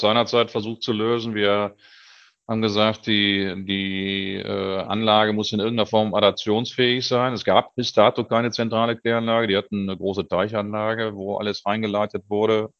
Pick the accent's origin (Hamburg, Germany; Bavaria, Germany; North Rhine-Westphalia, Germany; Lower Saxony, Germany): Lower Saxony, Germany; Göttingen; moved away; also born or lived in Hannover; ich bin geborener Niedersachse, bin auch also nicht aus dem Ruhrgebiet, sondern äh, in Göttingen geboren, habe dann äh, 20 Jahre in Hannover gelebt